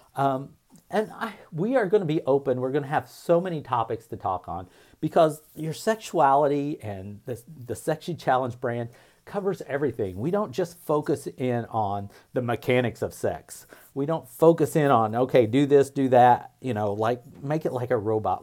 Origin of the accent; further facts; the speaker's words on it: Indiana, United States; I grew up in a small town in Indiana